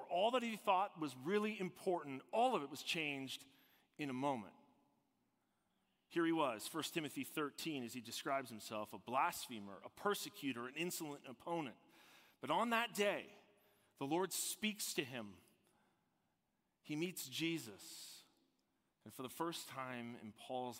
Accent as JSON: {"language": "English", "town": "Toronto", "region": "Ontario", "country": "Canada", "tie": "born or raised there", "said": "I'm from Toronto, Ontario, and my dad's a retired police officer, and my mom was a nursing home manager for many years. We lived in the burbs. That's where I grew up"}